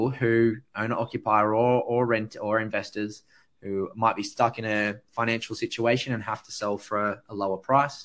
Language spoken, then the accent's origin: English; Sydney, New South Wales, Australia; I grew up in the Hills District, so I wasn't too far away.